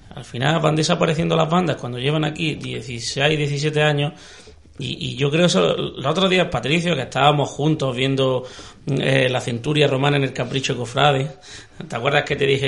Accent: Granada, Andalusia, Spain; somos los granadinos

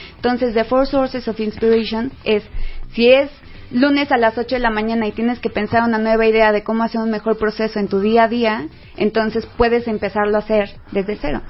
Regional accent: Mexico; somos mexicanos y nos encanta la fiesta y los asuetos nacionales

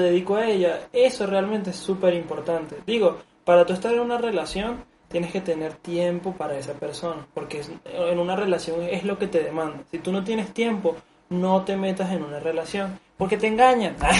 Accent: Venezuela; now in Mexico; Porque yo en Venezuela tuve una etapa de, de ligar, pero fue en la secundaria.

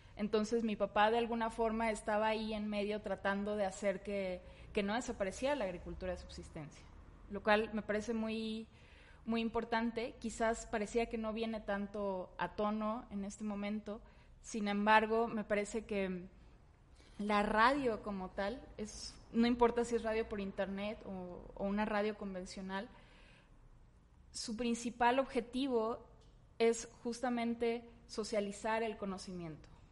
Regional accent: Tamaulipas, Mexico; yo soy y crecí en Tamaulipas

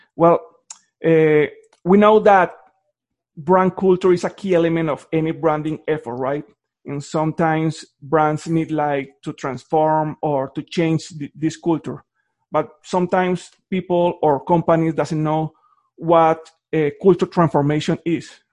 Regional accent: Colombia; moved away; I'm from Colombia.

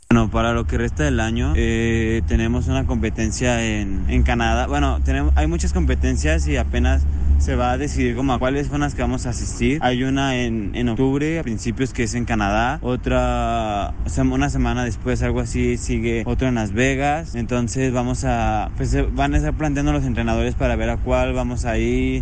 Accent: Zapopan, Jalisco, Mexico; soy de Jalisco, de Zapopan, Jalisco

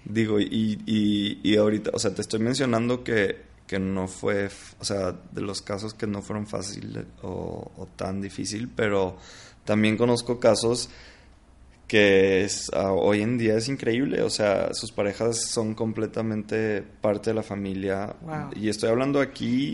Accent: Monterrey, Nuevo León, Mexico; moved away as an adult; now in Mexico City, Mexico; yo vivo en la Ciudad de México, pero, pero pues bueno, soy de Monterrey

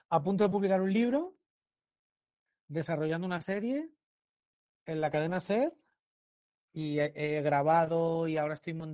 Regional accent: Valencian Community, Spain; una radio cultural que se llama Radio Sedaví, del, pueblo Sedaví, Al, lado, de mi pueblo.

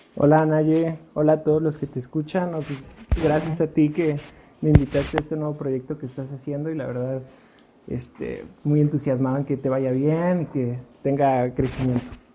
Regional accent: Puebla, Mexico; also born or lived in Mexico City; yo nací en el DF, pero soy más poblano que el chile en nogada

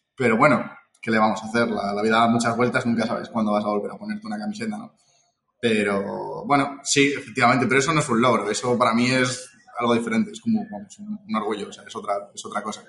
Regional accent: Madrid, Community of Madrid, Spain; vivo en Madrid. Y, bueno, he jugado siempre aquí en Madrid. En el aspecto magiquero, eh, soy de, soy de Madrid

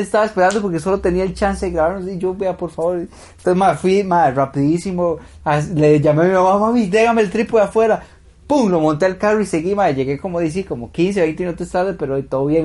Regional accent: Heredia, Costa Rica; yo soy de Heredia

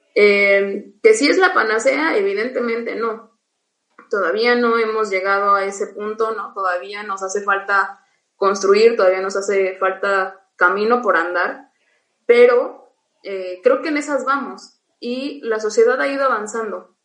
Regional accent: Oaxaca, Mexico; vuelvo a, mi pueblo, este, no hay kinder, sí hay primaria y hay telesecundaria, y párale de contar, hay que caminar a buscar un bachillerato

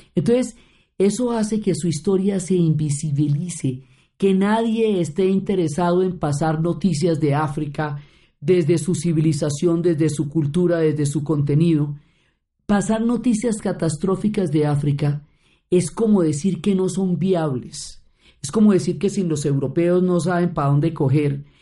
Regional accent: Colombia; como colombianos

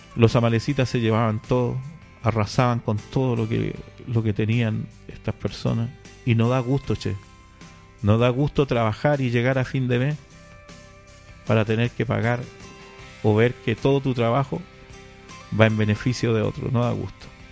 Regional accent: Chile; now in Paraguay; Yo soy chileno para que usted lo entienda, pero hace muchos años que ya vivo por Paraguay

